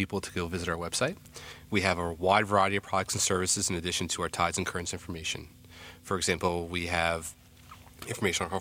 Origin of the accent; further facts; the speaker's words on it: New Jersey, United States; growing up in New Jersey, I was always had an affinity for the beach